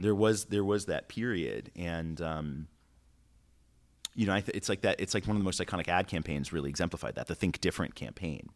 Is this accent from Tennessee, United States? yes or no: no; New York City, New York, United States; moved away as an adult; now in California, United States; growing up in New York is like growing up anywhere.